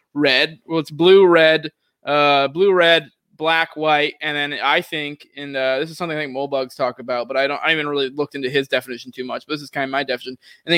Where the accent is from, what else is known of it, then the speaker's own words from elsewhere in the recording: Maine, United States; also born or lived in Tennessee; now in Florida, United States; I grew up in Maine, it was where I was born, and I grew up in a small town there.